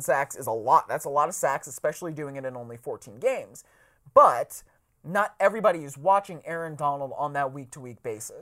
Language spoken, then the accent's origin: English; Cleveland, Ohio, United States; I am from Cleveland